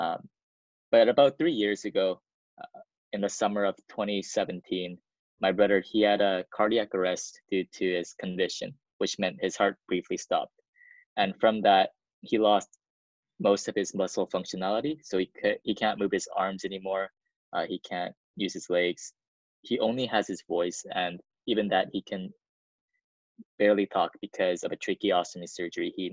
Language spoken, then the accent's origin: English; South Korea; So I come from a family of four. We're from South Korea.